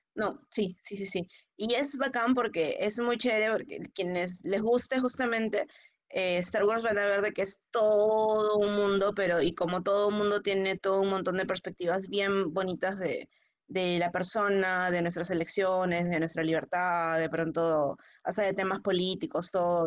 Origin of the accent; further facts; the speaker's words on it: Lima, Peru; para los que somos de Lima a 100 metros sobre el nivel del mar